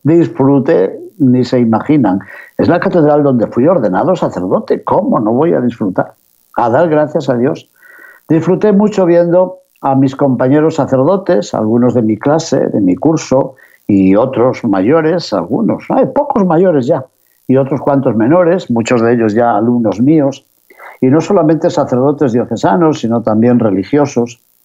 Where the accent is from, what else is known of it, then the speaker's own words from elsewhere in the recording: León, Castile and León, Spain; desde la ciudad de León, mi ciudad natal en España